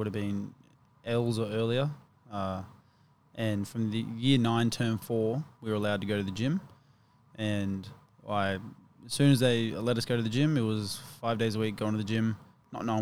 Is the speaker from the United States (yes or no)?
no; Australia; I was born in Australia. I grew up playing footy, playing rugby league, rugby union